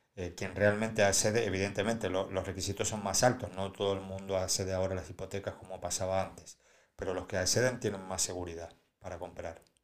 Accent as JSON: {"language": "Spanish", "country": "Argentina", "moved": "yes", "lives_now": "Spain", "said": "yo vengo de Argentina"}